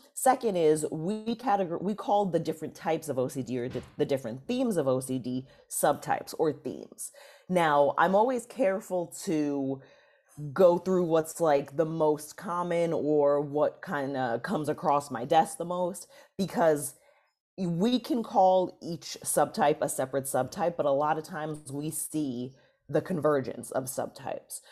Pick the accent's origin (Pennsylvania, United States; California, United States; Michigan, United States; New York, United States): New York, United States; New York City; I'm from New York City, the Bronx in particular